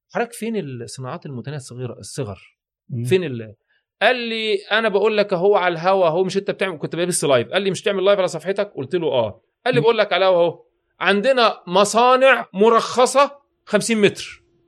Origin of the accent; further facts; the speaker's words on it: Egypt; واحنا عندنا في مصر